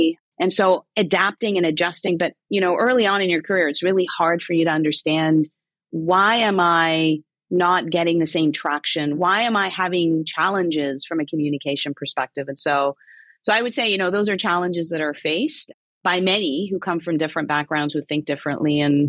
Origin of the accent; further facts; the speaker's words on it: Egypt; moved away as an adult; also born or lived in Kuwait; now in Canada; I was born in Kuwait, half Egyptian, half Jordanian. We moved to Egypt in 1987.